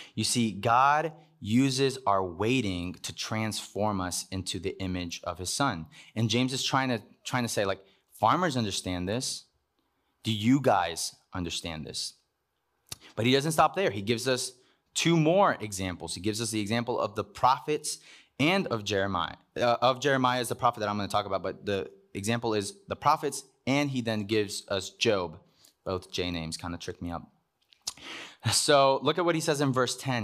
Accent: Cuba; moved away; I was born in Cuba.

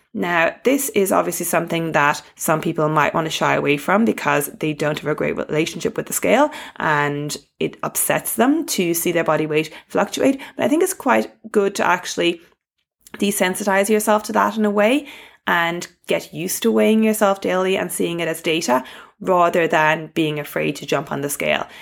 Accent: Ireland; accent: Irish; my Irish accent

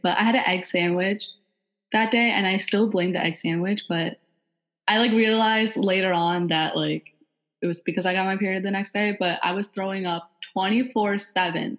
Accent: New York, United States; also born or lived in Long Island; I'm born and raised in New York and currently attend Drexel University

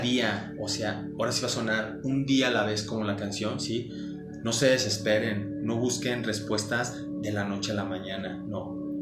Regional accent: Mexico City, Mexico; somos chilangos

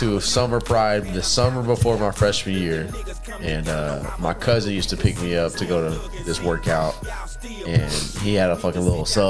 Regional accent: Texas, United States; we live in Texas, we're from Texas.

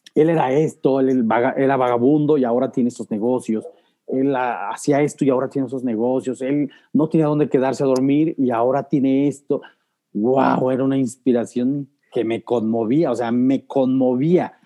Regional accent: Guanajuato, Mexico; de pequeño soy originario aquí de Guanajuato

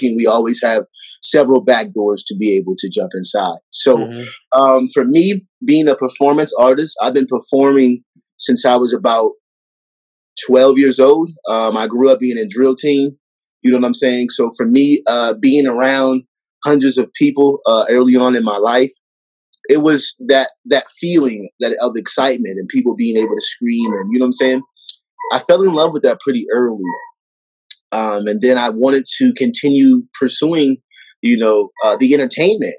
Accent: Waterloo, Iowa, United States; also born or lived in Texas; now in Denver, United States; originally I was born in Iowa

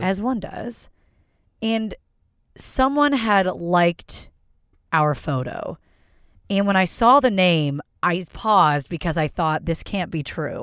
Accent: Philadelphia, Pennsylvania, United States; I am from Philadelphia

